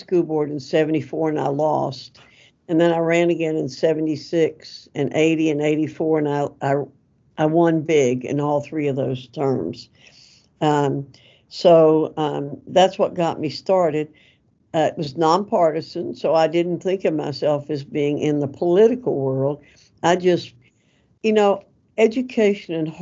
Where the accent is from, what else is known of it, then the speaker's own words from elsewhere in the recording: Avery County, North Carolina, United States; I grew up in Avery County. My family moved to Avery County when I was 6 and a half years old